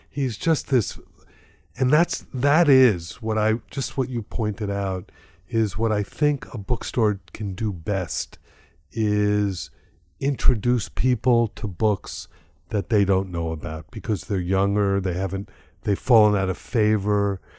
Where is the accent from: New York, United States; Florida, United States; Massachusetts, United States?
Florida, United States; Miami; I'm from Miami, I happened to find myself back here